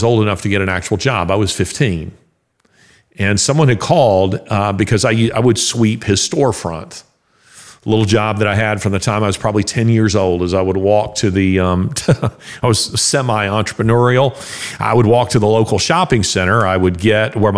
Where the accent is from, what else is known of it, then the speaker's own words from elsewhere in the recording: the South, United States; I'm a Southerner